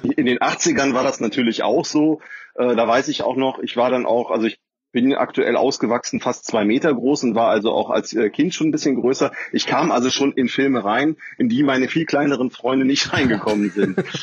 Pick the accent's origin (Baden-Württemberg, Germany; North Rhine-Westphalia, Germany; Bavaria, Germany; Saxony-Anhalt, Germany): North Rhine-Westphalia, Germany; Cologne